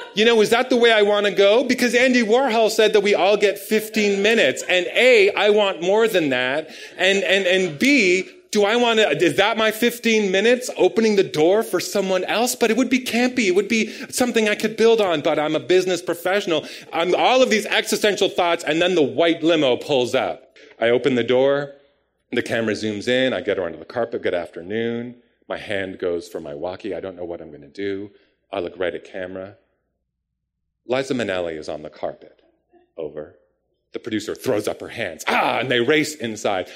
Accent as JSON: {"language": "English", "town": "Palgrave", "region": "Ontario", "country": "Canada", "tie": "born or raised there", "also_born_or_lived": "Toronto / Bolton", "said": "I was born in Toronto and right. moved to Palgrave when I was in grade four."}